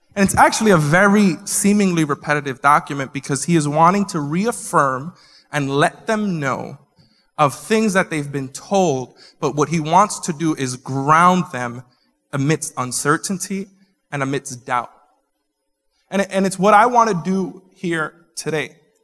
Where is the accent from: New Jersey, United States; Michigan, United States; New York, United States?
New York, United States; I'm such a New Yorker that I don't just talk with my hands, I think with them too